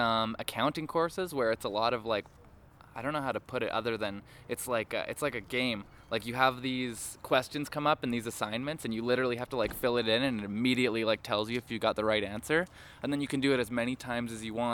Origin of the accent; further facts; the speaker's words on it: Calgary, Alberta, Canada; also born or lived in Vancouver; I'm from Calgary, so I've born and raised in Calgary.